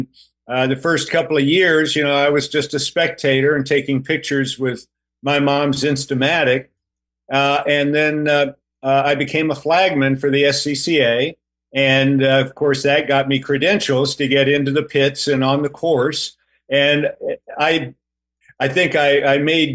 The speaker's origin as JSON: {"language": "English", "town": "Tampa", "region": "Florida", "country": "United States", "tie": "born or raised there", "said": "I grew up in Tampa"}